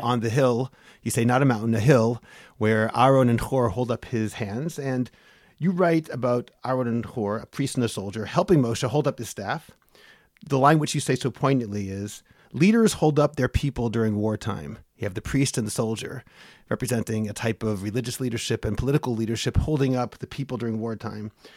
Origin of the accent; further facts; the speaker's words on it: Boston, Massachusetts, United States; my hometown of Boston